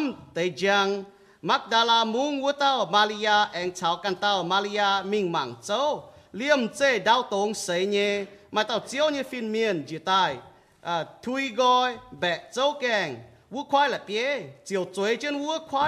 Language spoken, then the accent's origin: English; Cajun country, Louisiana, United States; moved away; I grew up in Cajun country in Louisiana